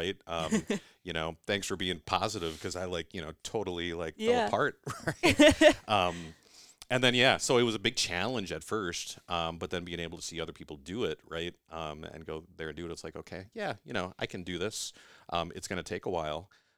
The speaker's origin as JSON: {"language": "English", "region": "Iowa", "country": "United States", "tie": "born or raised there", "said": "No, I was born and raised in Iowa, right?"}